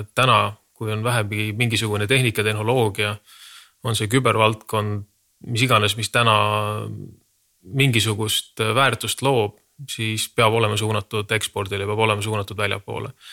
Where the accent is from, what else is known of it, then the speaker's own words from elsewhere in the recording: Estonia; me oleme Eestist